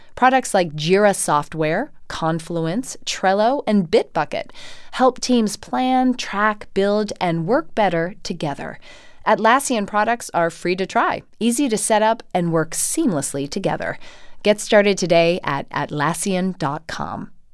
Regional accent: Atlanta, Georgia, United States; moved away; returning to Atlanta, my hometown

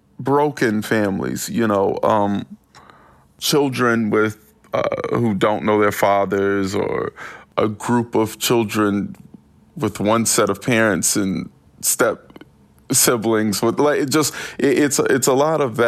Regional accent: Winston-Salem, North Carolina, United States; It's a small town. I'm from Winston-Salem, North Carolina.

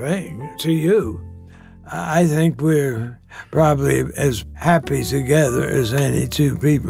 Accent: New York City, New York, United States; I was born in Brooklyn, New York.

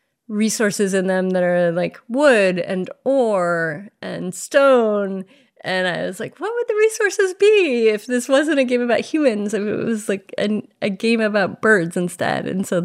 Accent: Florida, United States; moved away; I grew up in Florida

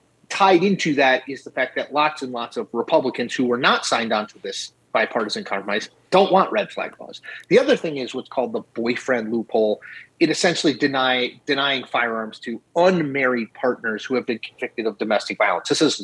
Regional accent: Connecticut, United States; Newtown, Connecticut, my home state

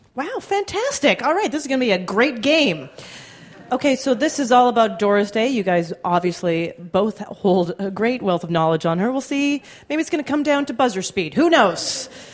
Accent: Canada; I did as a Canadian

